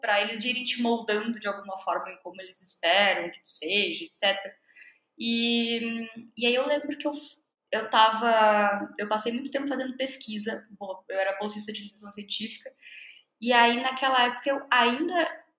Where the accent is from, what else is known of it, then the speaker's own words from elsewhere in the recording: Brazil; first language Portuguese; Sou nativa de português, sou brasileira.